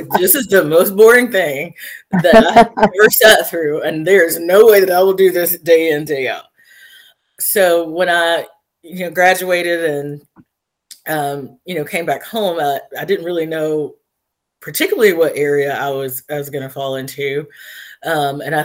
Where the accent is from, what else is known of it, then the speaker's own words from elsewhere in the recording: Floyd County, Georgia, United States; being here in my hometown on the bench